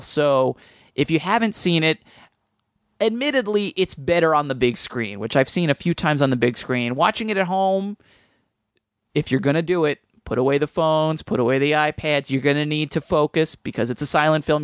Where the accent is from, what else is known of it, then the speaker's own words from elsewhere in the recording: suburban New Jersey, United States; in suburban New Jersey in my hometown